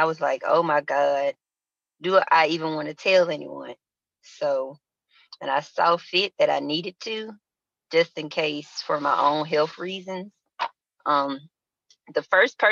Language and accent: English; Montgomery, Alabama, United States; moved away as an adult; now in Charlotte, United States; originally I am from Montgomery, Alabama, 334, aka Monkey Town